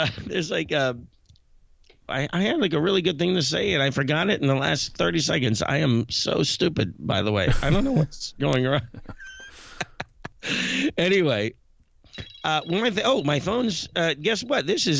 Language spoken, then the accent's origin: English; Greensburg, Pennsylvania, United States; my hometown, Greensburg, PA